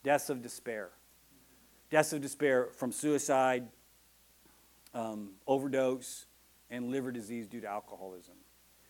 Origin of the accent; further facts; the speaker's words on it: Texas, United States; I'm from Texas, and that's how we dance